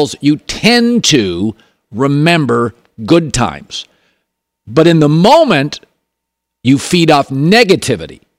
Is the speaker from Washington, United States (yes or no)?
yes; Westport, Washington, United States; moved away; I grew up in the Pacific Northwest. The town I grew up in, it rained all the time